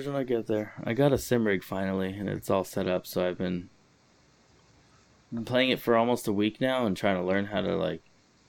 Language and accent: English; Los Angeles, California, United States; So I grew up in Highland Park, Eagle Rock area. They're like adjacent